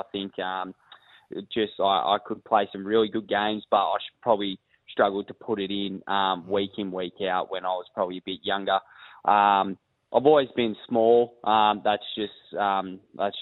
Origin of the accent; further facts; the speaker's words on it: Queanbeyan, New South Wales, Australia; now in Adelaide, Australia; I grew up in Queanbeyan, New South Wales, which is just outside of Canberra.